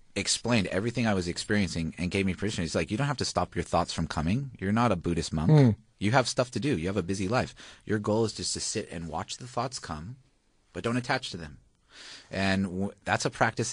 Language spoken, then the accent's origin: English; Hawaii, United States; moved away as an adult; also born or lived in Australia; now in Melbourne, Australia; I'm originally from Hawaii